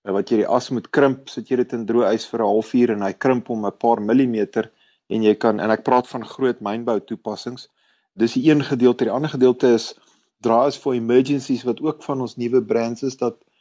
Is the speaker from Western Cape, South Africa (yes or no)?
no; Kempton Park, Gauteng, South Africa; moved away as an adult; now in Pretoria, South Africa; Ek het grootgeword in Kenton Park